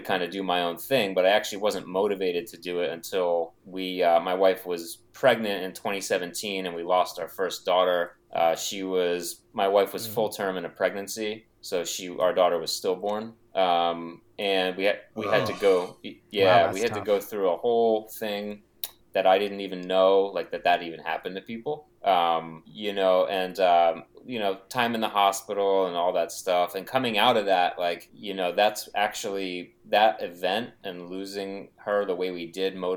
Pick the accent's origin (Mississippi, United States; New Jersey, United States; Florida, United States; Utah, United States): New Jersey, United States; moved away as an adult; now in Massachusetts, United States; I'm from New Jersey originally, and I moved up here to Mass like 12 years ago